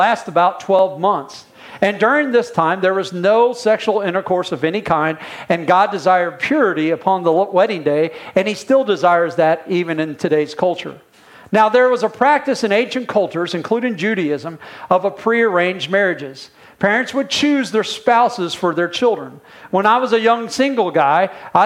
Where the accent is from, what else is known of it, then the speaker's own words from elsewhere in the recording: Indiana, United States; I'm from Indiana